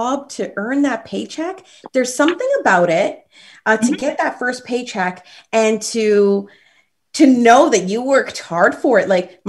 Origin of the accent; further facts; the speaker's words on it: Toronto, Ontario, Canada; At the age of 10, I was living in Rexdale and born and raised in Rexdale